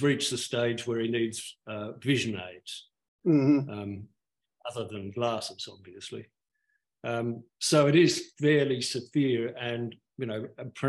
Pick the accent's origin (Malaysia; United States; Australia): Australia; Sydney, New South Wales; now in Perth, Australia; I was brought up in Sydney